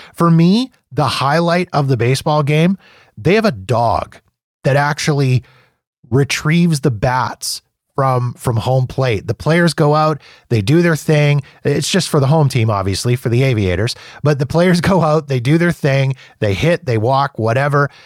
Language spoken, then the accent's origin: English; Canada; I'm Canadian